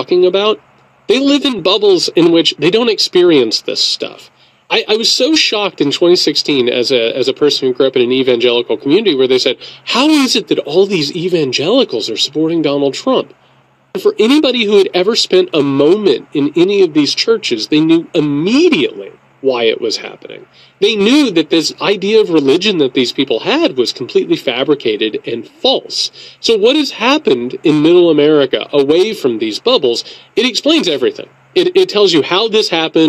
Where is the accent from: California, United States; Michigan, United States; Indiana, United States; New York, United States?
Indiana, United States; moved away; also born or lived in Georgia; I grew up in Indiana.